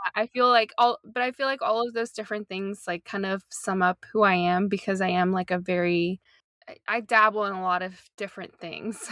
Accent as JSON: {"language": "English", "region": "North Carolina", "country": "United States", "tie": "born or raised there", "also_born_or_lived": "Portland", "moved": "as an adult", "lives_now": "Long Beach, United States", "said": "I was born and raised in North Carolina, in the good old South"}